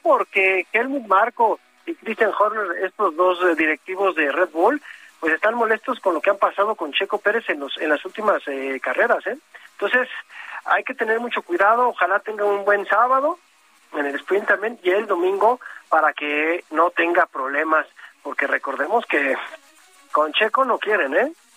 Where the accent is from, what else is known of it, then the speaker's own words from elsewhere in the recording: Mexico; lo digo como mexicano